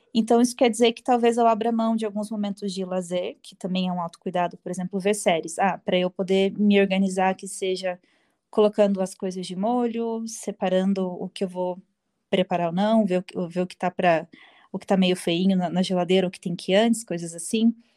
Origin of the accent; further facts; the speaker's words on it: Curitiba, Paraná, Brazil; eu sou curitibana. Eu nasci e moro aqui em Curitiba.